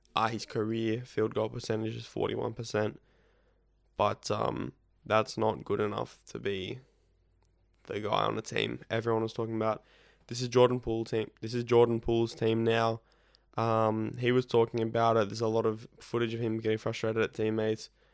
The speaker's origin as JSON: {"language": "English", "country": "Australia", "said": "both being Australian"}